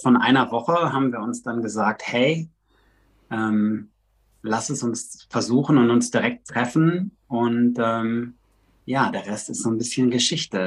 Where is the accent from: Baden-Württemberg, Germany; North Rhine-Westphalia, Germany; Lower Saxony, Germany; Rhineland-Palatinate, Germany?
North Rhine-Westphalia, Germany; Recklinghausen; moved away as an adult; also born or lived in Netherlands / Miami / South America; now in Los Angeles, United States; Ich komme eigentlich aus dem Ruhrgebiet, aus Recklinghausen